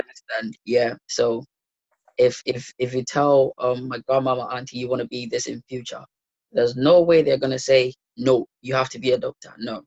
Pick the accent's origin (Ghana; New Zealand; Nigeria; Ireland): Ghana; moved away as an adult; also born or lived in London; now in Leicester, United Kingdom; So I grew up in Ghana for 18 years